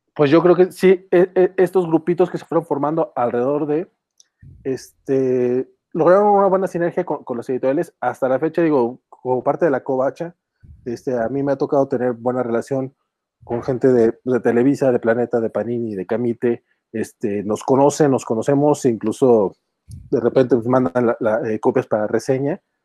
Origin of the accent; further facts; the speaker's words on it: Durango, Mexico; yo, este, somos, somos de acá de Durango